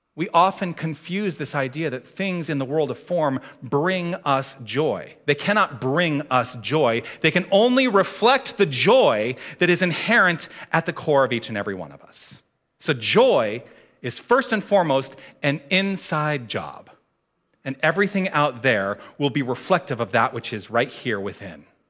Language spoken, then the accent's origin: English; Tucson, Arizona, United States; I grew up in Tucson.